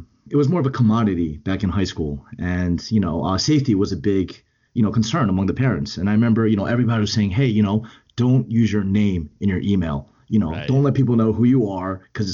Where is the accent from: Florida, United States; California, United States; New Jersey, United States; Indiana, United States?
New Jersey, United States; Edison; I grew up in Edison, New Jersey, in central New Jersey, very close to Rutgers University